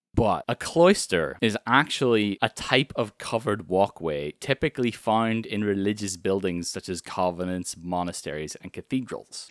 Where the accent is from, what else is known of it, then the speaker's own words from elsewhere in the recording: Ireland; And I'm from Ireland